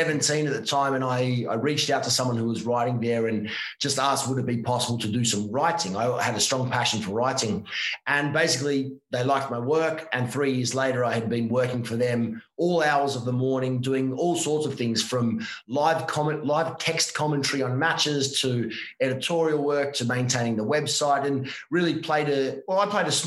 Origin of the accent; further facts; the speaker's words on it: Victoria, Australia; moved away as an adult; also born or lived in Ivanhoe; now in Italy; I was born in Australia